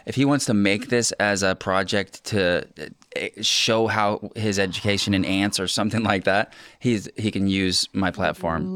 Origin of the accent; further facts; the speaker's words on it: Ocean Park, Washington, United States; I grew up on Ocean Park